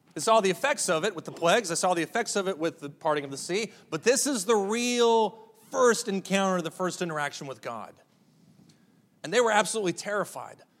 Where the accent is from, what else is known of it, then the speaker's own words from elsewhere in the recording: Amarillo, Texas, United States; Growing up in Amarillo